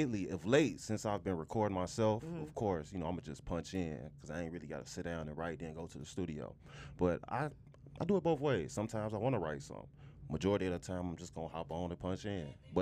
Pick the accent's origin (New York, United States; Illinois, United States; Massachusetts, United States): Illinois, United States; Chicago; I'm from the West Side, too